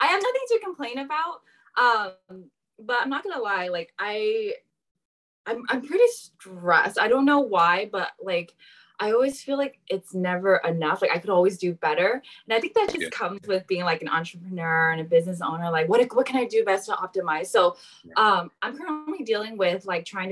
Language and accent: English; San Jose, California, United States; I'm from San Jose, the Bay Area. I grew up most of my life here